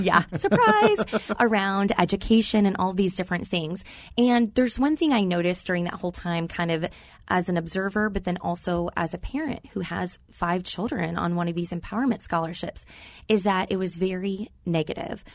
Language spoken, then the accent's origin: English; Arizona, United States; moved away as an adult; also born or lived in Louisville, Kentucky / Oklahoma; I was born and raised here in Arizona